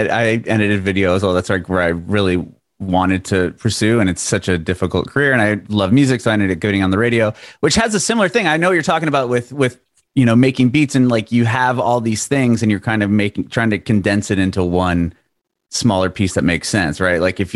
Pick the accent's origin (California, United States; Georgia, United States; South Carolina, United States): California, United States; I grew up in Southern California.